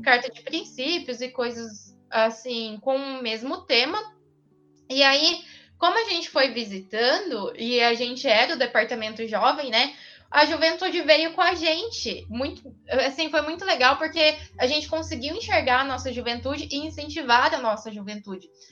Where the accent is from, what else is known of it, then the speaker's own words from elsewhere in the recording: interior of São Paulo state, Brazil; eu sou do interior